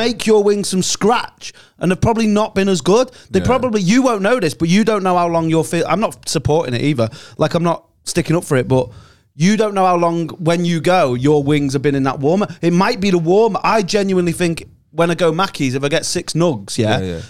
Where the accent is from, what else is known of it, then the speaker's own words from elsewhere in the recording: Chester, North West England, United Kingdom; moved away; the exact area of Chester where I was from.